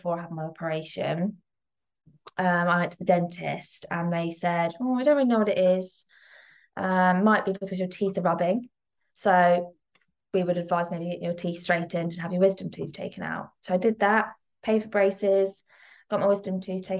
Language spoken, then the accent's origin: English; Midhurst, South East England, United Kingdom; moved away as an adult; now in Petersfield, United Kingdom; originally from Midhurst, West Sussex, which is a really tiny little town